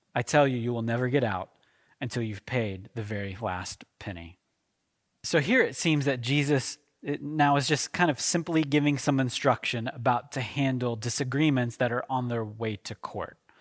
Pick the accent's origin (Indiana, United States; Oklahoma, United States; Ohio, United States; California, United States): Oklahoma, United States; moved away; I am from Oklahoma, okay? My wife is from Kansas. We're, we're from that part of the country